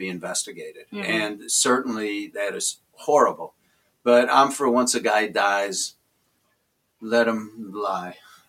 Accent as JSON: {"language": "English", "town": "Chicago", "region": "Illinois", "country": "United States", "moved": "yes", "lives_now": "New York, United States", "said": "I'm from Chicago."}